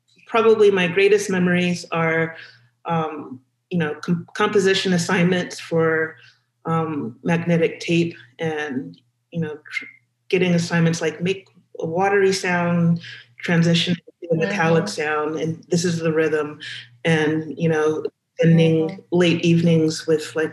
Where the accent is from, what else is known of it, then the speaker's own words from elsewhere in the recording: Los Angeles, California, United States; moved away; I grew up in Los Angeles